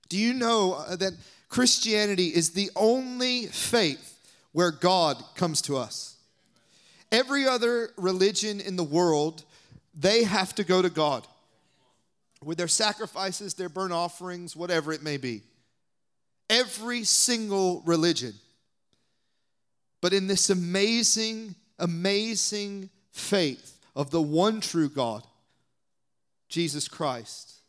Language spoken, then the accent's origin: English; the South, United States; I'm from the South